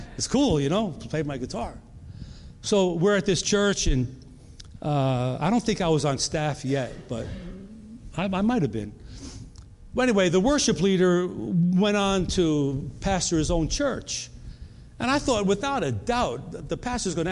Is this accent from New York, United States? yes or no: yes; New York, United States; moved away as an adult; also born or lived in North Carolina; We're from New York. We moved to North Carolina.